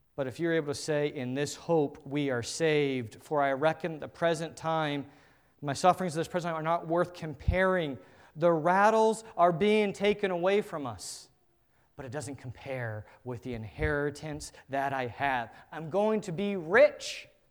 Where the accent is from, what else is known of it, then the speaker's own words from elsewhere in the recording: United States; As an American culture